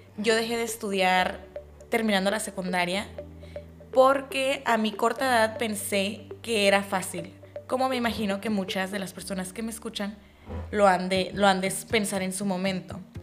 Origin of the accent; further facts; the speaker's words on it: Mexico; yo vengo de México, soy mexicana